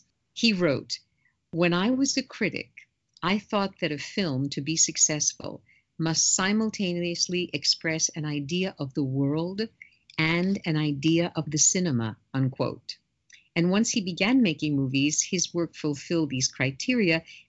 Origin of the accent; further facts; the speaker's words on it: Paris, Île-de-France, France; born there; first language fr; English is a second language; because I was born in Paris and I grew up speaking French